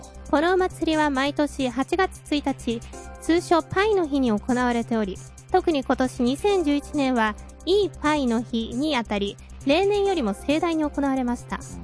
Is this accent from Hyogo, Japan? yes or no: no; Hokkaido, Japan; moved away; 生まれも育ちも北海道で